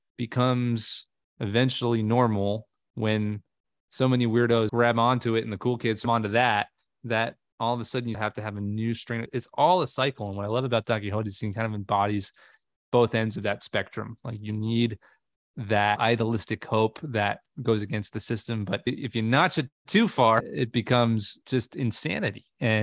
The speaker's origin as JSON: {"language": "English", "town": "Long Island", "region": "New York", "country": "United States", "tie": "born or raised there", "said": "I grew up on Long Island, New York, and I had a really crabby kindergarten teacher"}